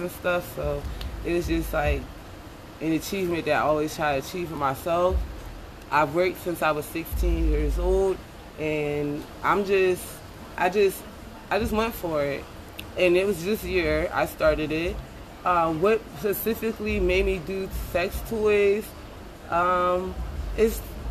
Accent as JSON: {"language": "English", "town": "Philadelphia", "region": "Pennsylvania", "country": "United States", "said": "I'm from Philadelphia"}